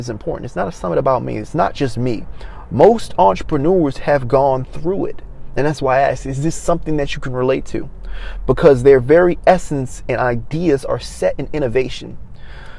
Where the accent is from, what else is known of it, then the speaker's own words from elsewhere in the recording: Maryland, United States; moved away as an adult; also born or lived in Los Angeles; I'm from Maryland